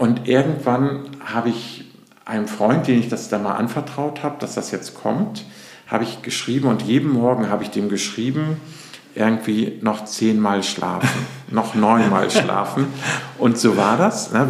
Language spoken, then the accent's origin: German; between Bremen and Hamburg, Lower Saxony, Germany; also born or lived in Hannover; now in Hamburg, Germany; bin aufgewachsen zwischen Bremen und Hamburg